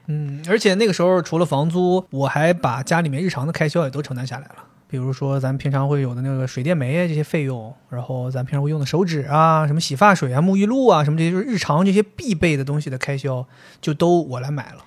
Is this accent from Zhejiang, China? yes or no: no; Dalian, Liaoning, China; accent: Dalian dialect; 就像我们大连话那边说的，就两好并一好了